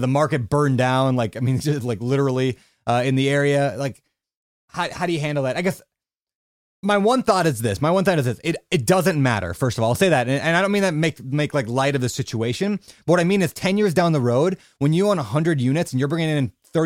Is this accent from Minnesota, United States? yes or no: yes; Minneapolis, Minnesota, United States; now in Hawaii, United States; My hometown, sort